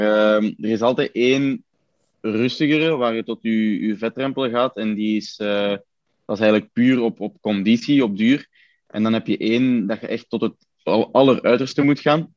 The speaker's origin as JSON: {"language": "Dutch", "country": "Belgium", "tie": "born or raised there", "said": "bij ons op de Scheestraat, waar, ons, allee, waar mijn ouderlijk huis staat"}